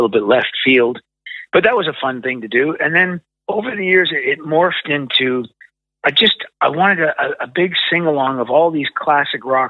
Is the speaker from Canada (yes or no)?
yes; Canada; my records were only released in Canada because, you know, you can hear from my outrageous accent, that's where I'm from.